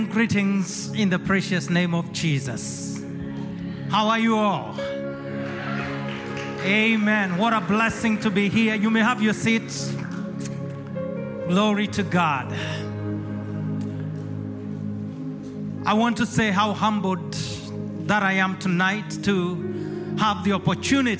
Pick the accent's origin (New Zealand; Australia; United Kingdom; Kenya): Kenya; moved away as an adult; now in Acworth, United States; I was born and raised in Kenya, East Africa